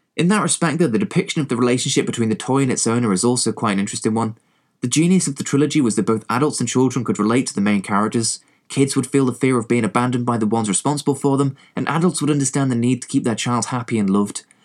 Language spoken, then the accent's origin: English; England, United Kingdom; accent: English; I am, you know, English, as you can probably tell from my accent